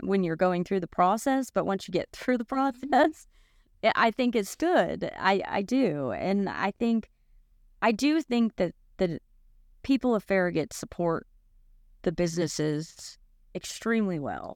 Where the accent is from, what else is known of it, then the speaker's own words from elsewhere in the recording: Boca Raton, Florida, United States; now in Knoxville, United States; I grew up in Boca Raton, Florida